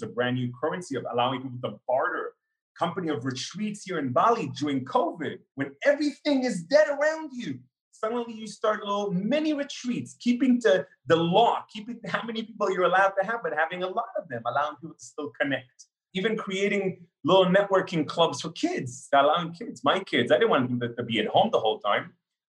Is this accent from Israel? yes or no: yes; Israel; born there; also born or lived in Canada / Russia; You know, I was born in Israel, but then lived in Canada, Israel, and Russia for 10 years each in my life.